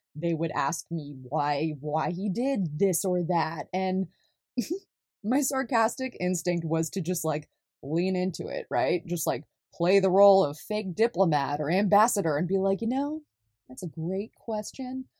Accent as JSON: {"language": "English", "region": "California", "country": "United States", "tie": "born or raised there", "also_born_or_lived": "Deep South", "moved": "as an adult", "said": "I was born and raised in California"}